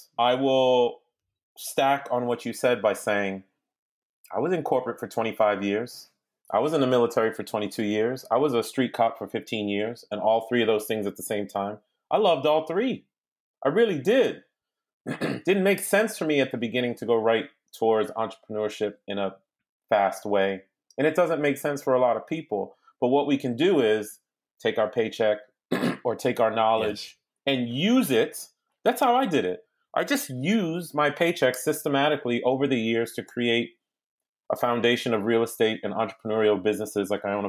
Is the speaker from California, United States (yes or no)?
no; Boston, Massachusetts, United States; moved away as an adult; also born or lived in New York; now in Washington, United States; Listen, I'm an immigrant kid. I grew up. My family's from Haiti. I grew up born in New York, raised in Boston, and I grew up there through 18, and I got down to D.C. by way of University of Virginia.